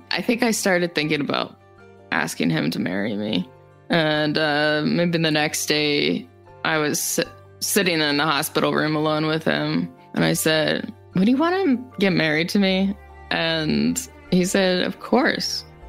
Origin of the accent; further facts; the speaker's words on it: Rapid City, South Dakota, United States; I was born and raised in Rapid City, South Dakota, and I graduated with an art degree